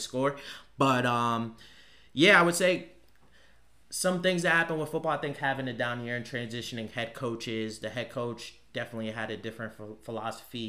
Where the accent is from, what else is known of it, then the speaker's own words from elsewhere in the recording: Norwalk, Connecticut, United States; originally I'm from Norwalk, Connecticut, 203.